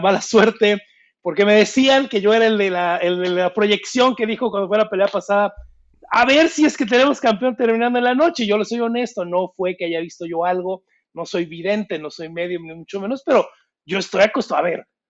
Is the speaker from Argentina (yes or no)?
no; Mexico; Yo soy mexicano